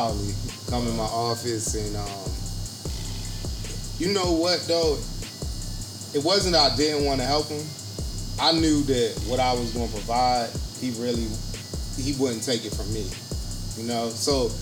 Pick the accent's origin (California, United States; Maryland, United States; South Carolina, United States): Maryland, United States; Baltimore; also born or lived in Roanoke, Virginia; now in Virginia, United States; I'm from Baltimore